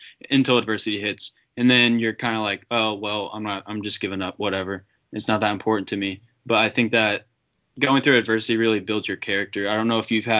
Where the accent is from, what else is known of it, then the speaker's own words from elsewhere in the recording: Noblesville, Indiana, United States; my hometown, Noblesville, Indiana